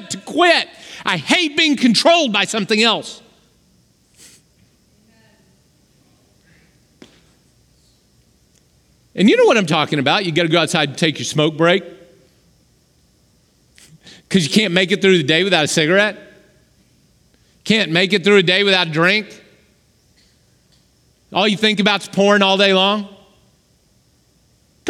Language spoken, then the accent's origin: English; Oklahoma, United States; I grew up in Oklahoma